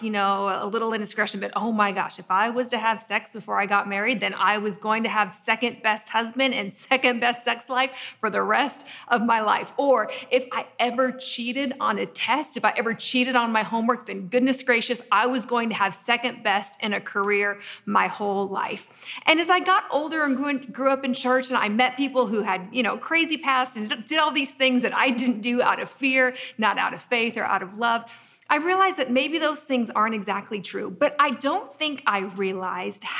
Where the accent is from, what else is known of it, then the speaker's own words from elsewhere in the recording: Portland, Oregon, United States; I was born in Portland, Oregon, in the United States of America